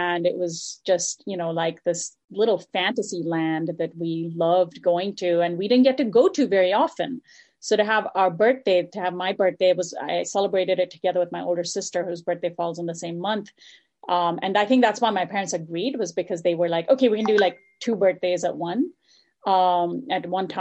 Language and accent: English; Dubai, United Arab Emirates; now in Los Angeles, United States; growing up in Dubai in the 80s